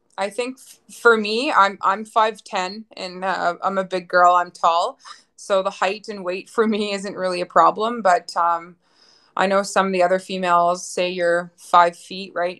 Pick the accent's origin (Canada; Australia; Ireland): Canada; Ottawa, Ontario; moved away as an adult; now in Lloydminster, Canada; I'm originally from Ottawa, Ontario.